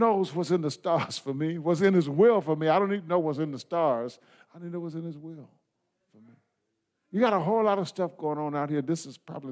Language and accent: English; United States; I come from the United States of America